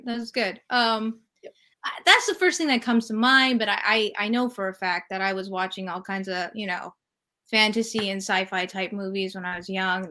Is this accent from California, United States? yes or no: yes; California, United States; moved away as an adult; also born or lived in New York City; I'm from California, so uh, everybody's very laid back and chill